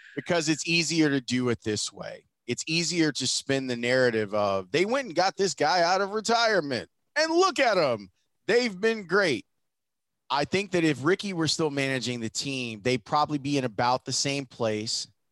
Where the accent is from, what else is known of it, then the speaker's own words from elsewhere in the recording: Chicago, Illinois, United States; I'm from Chicago